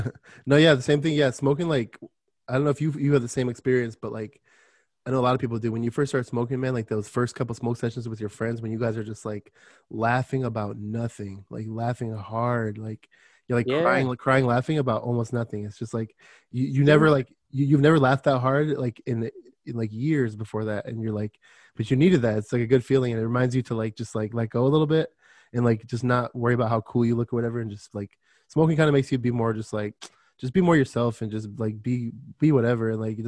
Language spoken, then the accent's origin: English; Michigan, United States; born there; also born or lived in Florida; I was born in Michigan. So we used to say pop. And then I went to Florida and everyone's like, you mean soda?